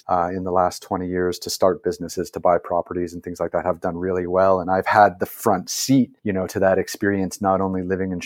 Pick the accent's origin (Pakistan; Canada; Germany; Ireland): Canada; as a Canadian